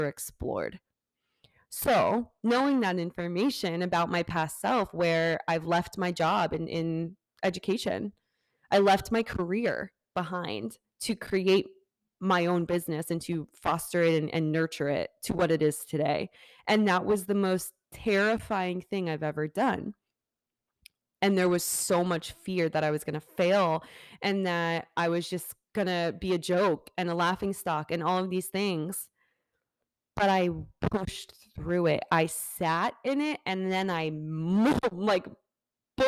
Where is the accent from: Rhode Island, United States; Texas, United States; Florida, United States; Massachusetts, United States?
Florida, United States; Fort Lauderdale; moved away as an adult; that's my hometown. That is where I'm from, born and raised up to 18